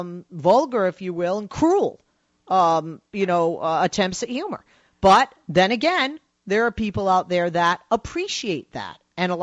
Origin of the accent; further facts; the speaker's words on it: United States; also born or lived in Los Angeles; We are American, okay? And I live in Los Angeles, not far from Hollywood.